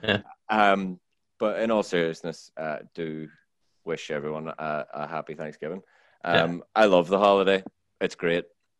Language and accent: English; Ireland; now in United States; I'm Irish, even.